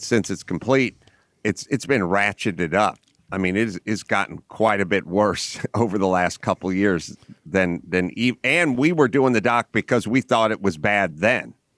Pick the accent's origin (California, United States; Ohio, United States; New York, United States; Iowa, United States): California, United States; Los Angeles; I grew up in North Hollywood, California